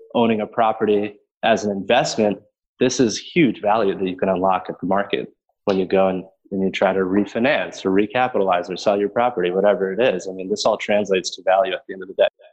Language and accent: English; Chicago, Illinois, United States; also born or lived in Burlington, Vermont; I am born and raised in Chicago